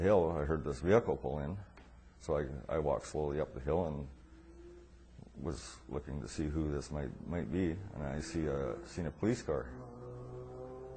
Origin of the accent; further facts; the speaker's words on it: Quesnel, British Columbia, Canada; I was born in Quesnel, B.C., where I've lived all my life.